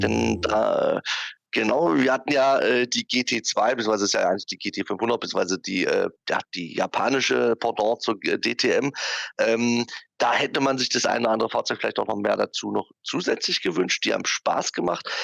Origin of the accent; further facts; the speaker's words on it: the part of Germany where I come from, East Germany, Germany; aus dem Teil von Deutschland, wo ich herkomme